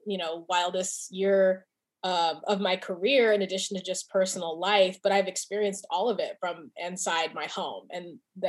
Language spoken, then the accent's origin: English; California, United States; moved away as an adult; my identity as a Californian, as I have not lived in California